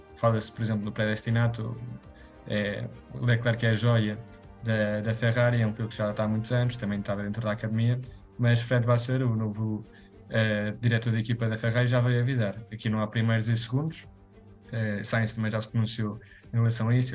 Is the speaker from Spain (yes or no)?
yes; Spain; eu sou espanhol